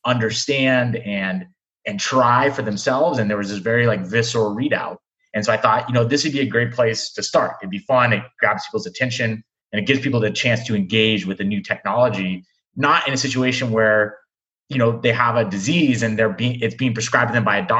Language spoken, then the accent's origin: English; California, United States; moved away; also born or lived in Michigan; I'm originally from California